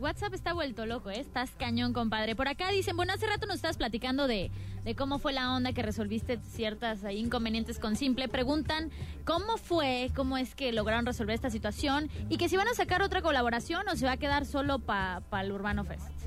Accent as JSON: {"language": "Spanish", "town": "Cancún", "region": "Quintana Roo", "country": "Mexico", "moved": "yes", "said": "yo soy de Cancún"}